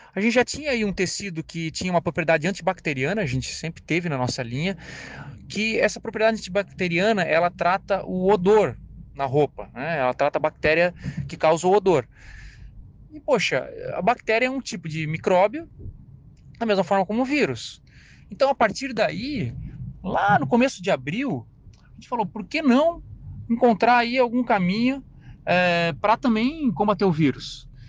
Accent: Brazil

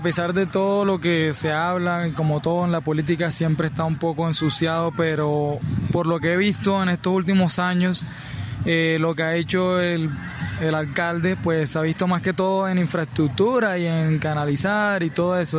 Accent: Cartagena, Bolívar, Colombia; moved away as an adult; now in Barranquilla, Colombia; Yo en realidad soy de Cartagena, pero estoy radicado en Barranquilla hace cinco años

